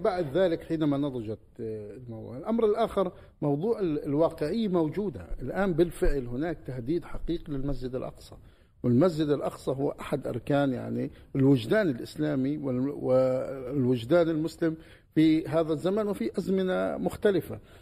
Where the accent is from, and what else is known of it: Palestine